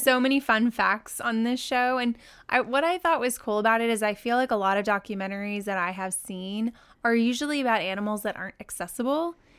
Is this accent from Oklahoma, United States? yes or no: yes; Oklahoma City, Oklahoma, United States; moved away; my hometown, Oklahoma City, Oklahoma